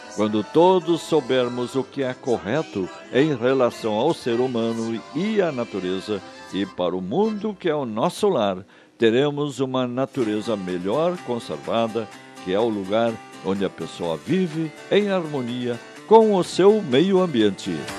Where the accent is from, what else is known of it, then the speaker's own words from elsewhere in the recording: Chapada, Rio Grande do Sul, Brazil; município de Chapada, Rio Grande do Sul, a simpatia do Alto Uruguai, minha terra natal